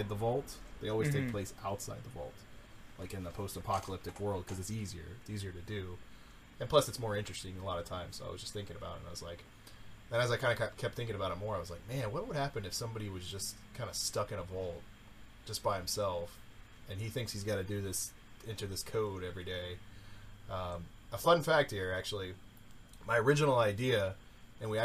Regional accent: the South, United States; I'm from the South

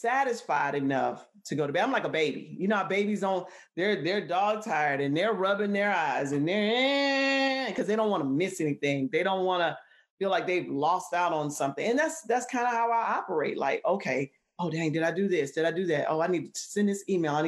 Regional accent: Columbus, Georgia, United States; moved away as an adult; also born or lived in Atlanta, Georgia / Minnesota; I am originally from Columbus, which is about an hour and a half south of Atlanta, driving home from school, you know, in Atlanta to my hometown

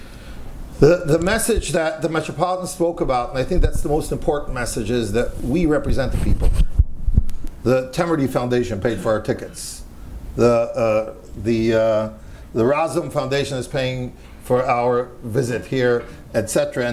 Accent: United States; accent: American; moved away as an adult; now in Ukraine; So living in Ukraine, by the way, and I'm an American citizen, if anyone can tell from my accent. I'm probably the oldest expat living in Ukraine, but I'm there since 1989.

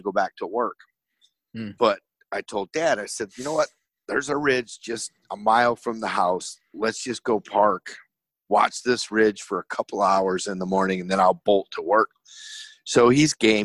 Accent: Michigan, United States; me growing up in Michigan

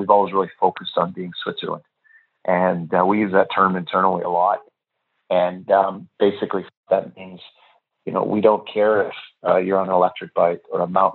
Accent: Vancouver, British Columbia, Canada; I'm in Austin right now. I'm from Vancouver

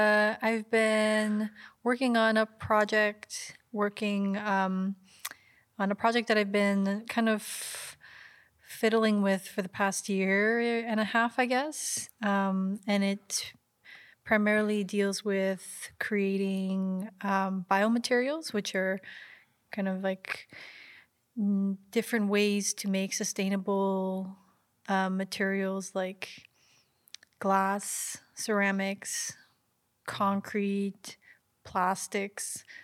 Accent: Vancouver, British Columbia, Canada; I'm also from Vancouver

